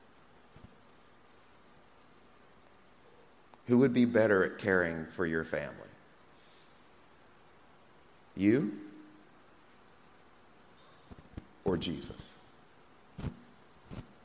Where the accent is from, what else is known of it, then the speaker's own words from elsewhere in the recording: Atlanta, Georgia, United States; also born or lived in Moss Point, Mississippi; now in Texas, United States; when I was a kid growing up in Atlanta, Georgia